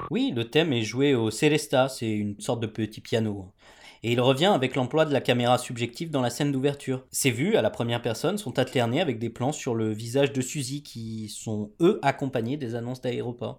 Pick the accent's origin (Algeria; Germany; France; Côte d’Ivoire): Germany; moved away; je suis allemand